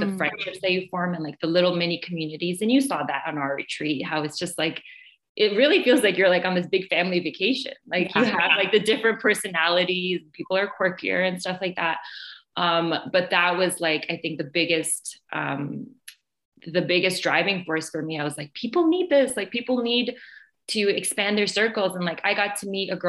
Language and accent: English; Canada; I'm from Canada